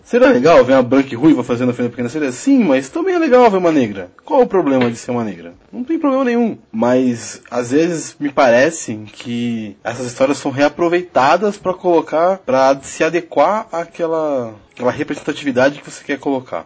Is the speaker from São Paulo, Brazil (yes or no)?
yes; São Paulo, Brazil; Sou de São Paulo